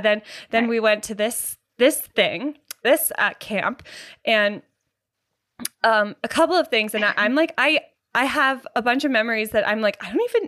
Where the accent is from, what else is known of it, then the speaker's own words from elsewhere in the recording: Canada; So there was this camp. It was in the States. We're Canadian, but it was across the border